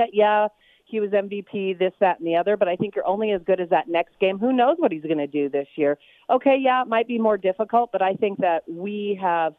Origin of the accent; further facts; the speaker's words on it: Minot, North Dakota, United States; I was born in Minot, North Dakota